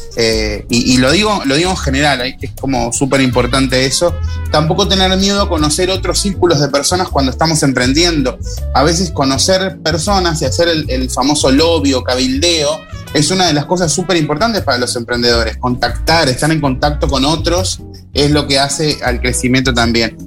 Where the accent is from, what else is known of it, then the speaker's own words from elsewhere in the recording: Rosario, Colonia, Uruguay; yo a mi pueblo lo amo y lo nombro siempre, digo, soy rosarino